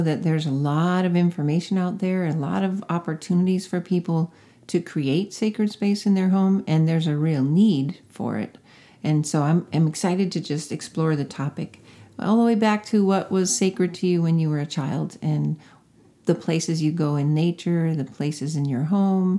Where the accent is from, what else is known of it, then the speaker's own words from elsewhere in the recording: Connecticut, United States; I grew up in Connecticut